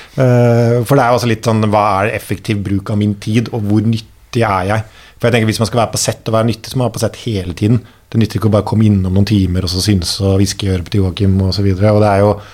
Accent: Oslo, Norway; also born or lived in Denmark; vi er jo fra byen og eh, har bodd og har da litt, liksom litt sånn lokale røtter føtter

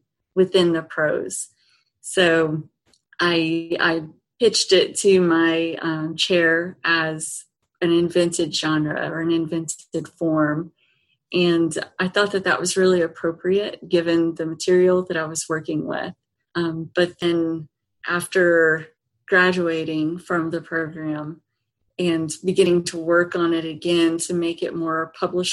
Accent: Eastern Kentucky, United States; moved away; I grew up in Eastern Kentucky

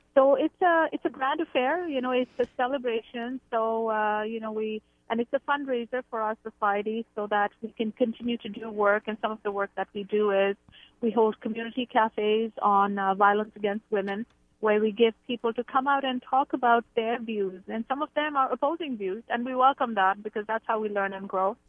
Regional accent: India; moved away as an adult; now in Canada; I grew up in India. I've lived in Canada for about 26 years.

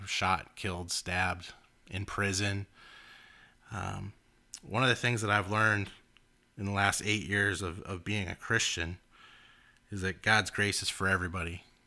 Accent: Los Angeles, California, United States; we grew up in Los Angeles

